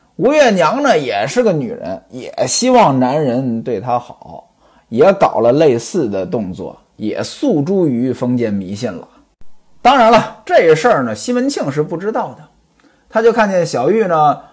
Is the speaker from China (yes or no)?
yes; Hebei, China; 在我们老家河北啊